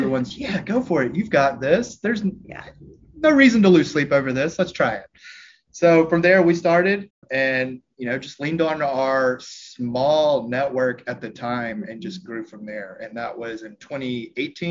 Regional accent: Oxford, Mississippi, United States; moved away as an adult; now in Nashville, United States; I grew up in Oxford, Mississippi, and slowly made the trek up to Nashville

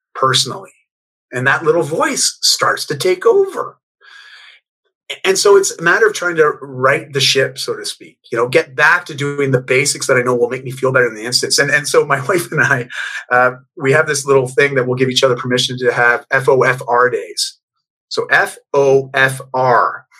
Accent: Canada; also born or lived in Bali; I'm Canadian

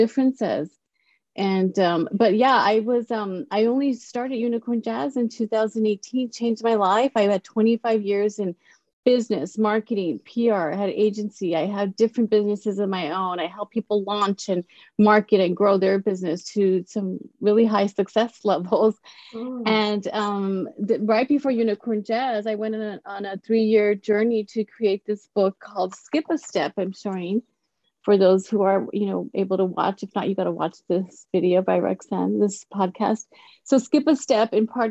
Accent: El Paso, Texas, United States; I grew up in El Paso, Texas.

